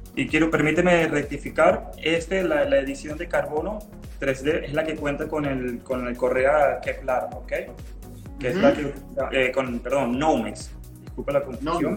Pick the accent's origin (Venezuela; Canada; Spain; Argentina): Venezuela; moved away as an adult; also born or lived in Mexico; now in Cancún, Mexico; yo soy venezolano, tengo ocho años en, en México